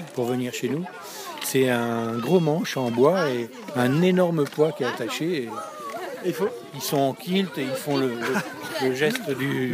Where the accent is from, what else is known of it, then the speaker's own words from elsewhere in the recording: Louviers, Normandy, France; on est chez nous, on est de Louviers, et on, bouge autour de Louviers.